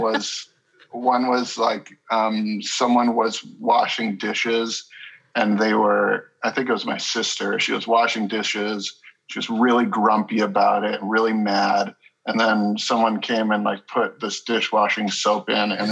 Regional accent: Haiku, Hawaii, United States; now in Los Angeles, United States; I grew up in Hawaii. I grew up in a small town on Maui called Haiku, which is out in the country.

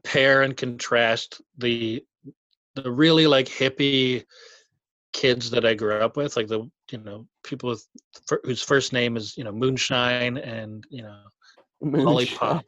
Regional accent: Vancouver Island, British Columbia, Canada; I grew up in Vancouver Island.

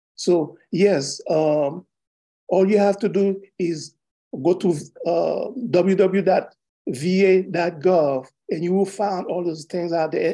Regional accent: Haiti; now in United States; Originally, I was born in Haiti

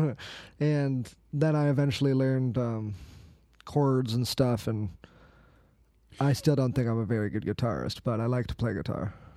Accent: East Valley, Arizona, United States; I'm from Arizona. I've lived in the East Valley my whole life

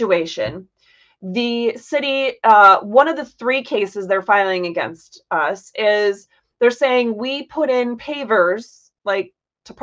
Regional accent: Florida, United States; I grew up in Florida, but I wasn't taught anything about the laws here

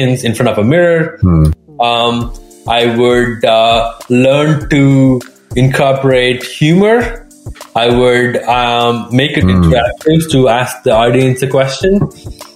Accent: India; moved away; I'm originally from India

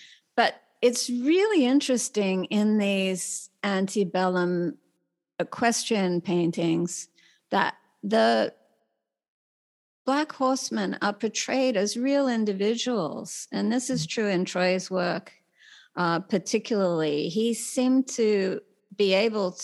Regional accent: Australia; now in United States; myself as a Australian, you know, nerdy girl who comes to America

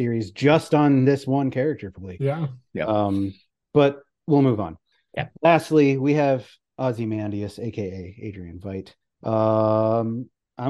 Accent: Canada; I'm Canadian

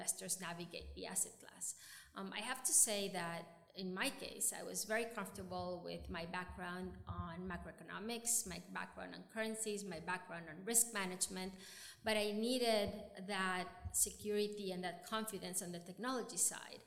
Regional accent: Venezuela; moved away as an adult; also born or lived in New York; I grew up in Venezuela

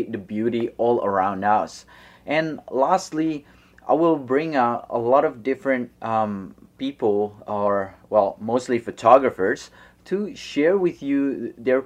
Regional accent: Bandung, West Java, Indonesia; moved away as an adult; also born or lived in Los Angeles, United States / Australia; I was born in Indonesia, and I moved to Los Angeles 2 years for middle school in Venice Beach

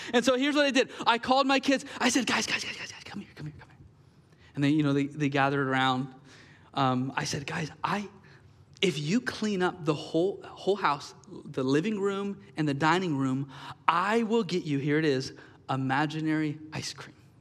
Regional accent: Gresham, Oregon, United States; I was born and raised here in Gresham

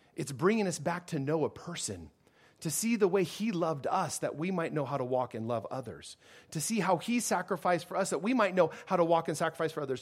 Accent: United States; as an American

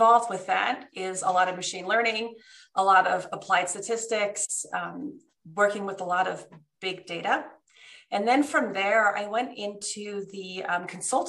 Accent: New Jersey, United States; moved away as an adult; also born or lived in Switzerland; now in Denver, United States; I actually grew up until I was in second grade in Switzerland. And for us, the weekends were skiing in the Alps. Mm-hmm. And then my parents moved us to New Jersey

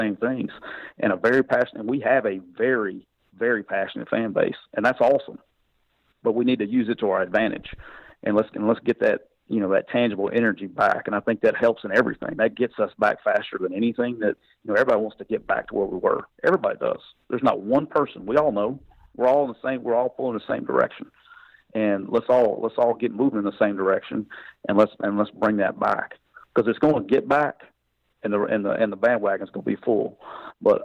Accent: Anniston, Alabama, United States; moved away; I'm from Anniston, Alabama, so I got to go to a bowl game 45 minutes from home

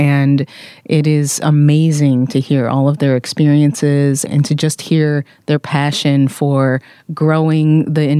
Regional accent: Michigan, United States; moved away as an adult; also born or lived in Detroit, Michigan / Atlanta, Georgia; now in California, United States; we're both from a very small town in Michigan. So I'm a Midwesterner by upbringing

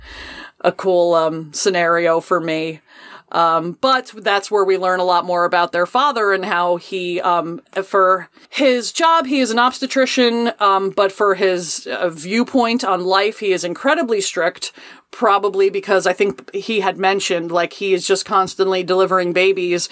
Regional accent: New Jersey, United States; I am from New Jersey

